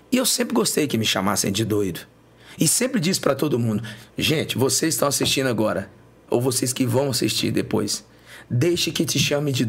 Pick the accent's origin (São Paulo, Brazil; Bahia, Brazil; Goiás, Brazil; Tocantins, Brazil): Tocantins, Brazil; chegou um momento em Goiânia que eu pensei em desistir de tudo e voltar para Tocantins. É natural que você quer voltar para o lugar que você